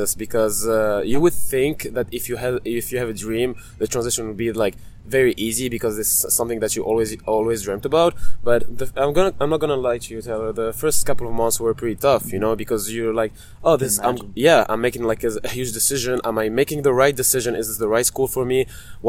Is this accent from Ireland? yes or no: no; Italy; English is a second language; moved away; also born or lived in Tunisia; So I'm from Italy and Tunisia, which is in North Africa. I traveled and lived in several countries, and that allowed me to speak for different languages.